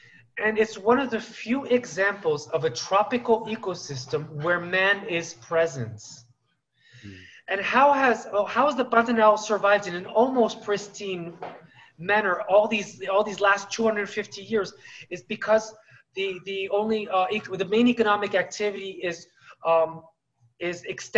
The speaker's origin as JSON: {"language": "English", "town": "Paris", "region": "Île-de-France", "country": "France", "tie": "born or raised there", "also_born_or_lived": "United States", "second_language": "English", "moved": "yes", "lives_now": "Brazil", "said": "I have been in Brazil now 18 years, but originally I am French. I was born in Paris, actually, and due to my father's job, I lived both half my life in the United States and half in France."}